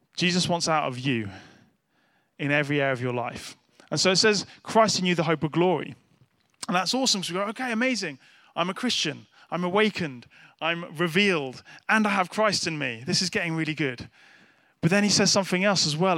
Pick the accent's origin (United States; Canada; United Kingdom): United Kingdom; as a nice British person